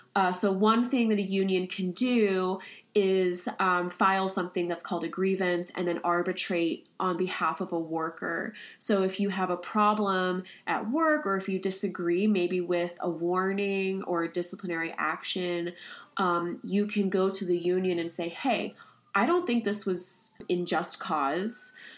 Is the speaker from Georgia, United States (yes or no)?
no; Kansas City, Kansas, United States; moved away as an adult; also born or lived in Connecticut; now in Ithaca, United States; I'm originally from Kansas City, Kansas.